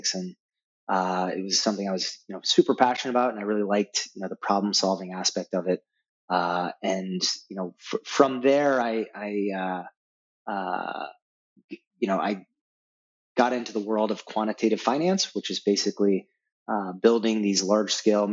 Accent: Denver, Colorado, United States; Growing up in Denver was great.

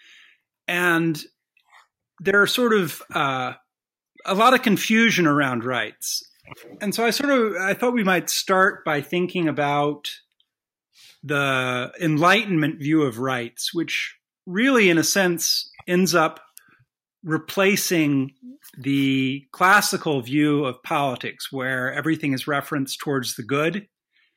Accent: United States; as an American

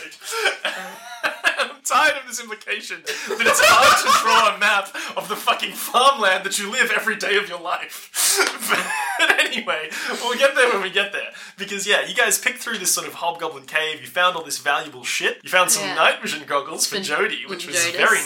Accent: Ireland; I'm Irish

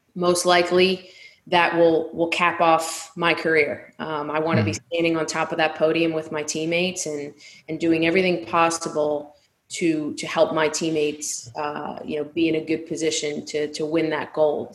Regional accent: Delran, New Jersey, United States; the town I grew up in in Delran was a small working class neighborhood

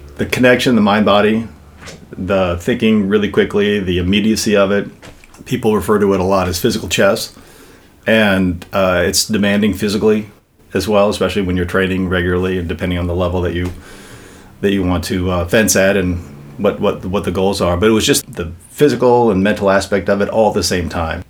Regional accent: Los Angeles, California, United States; Venice, California

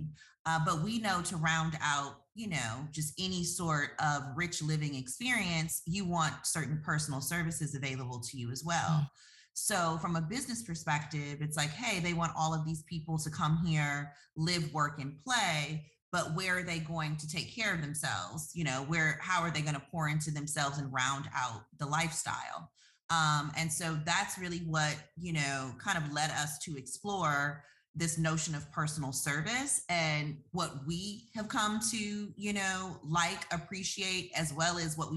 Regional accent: Detroit, Michigan, United States; moved away as an adult; our hometown where we're from

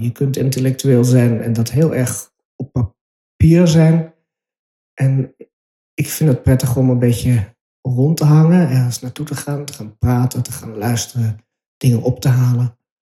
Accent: Utrecht, Netherlands; moved away; En toen ik in Overvecht opgroeide, kwam daar wonen toen ik drie was

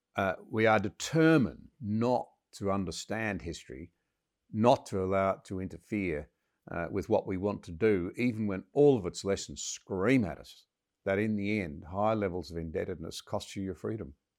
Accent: Australia; as an Australian

